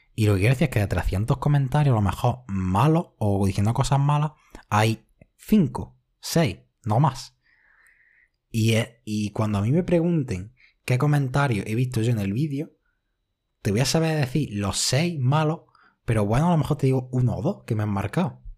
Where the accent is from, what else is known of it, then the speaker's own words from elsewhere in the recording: Spain; yo soy español